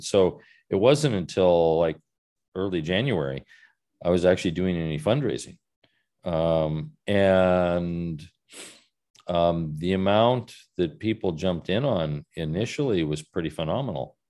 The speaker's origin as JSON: {"language": "English", "country": "United States", "also_born_or_lived": "Southern California", "lives_now": "Salem, United States", "said": "I'm an American"}